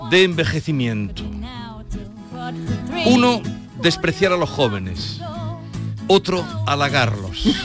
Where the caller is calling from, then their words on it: Córdoba, Andalusia, Spain; Buenos días … de Córdoba. Pues mira, eh, yo tengo 57 años